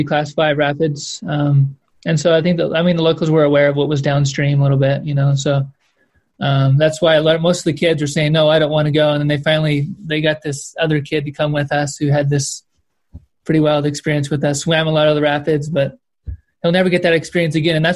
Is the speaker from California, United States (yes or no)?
yes; Kern Valley, California, United States; I grew up in the Kern Valley, which is a Southern Sierra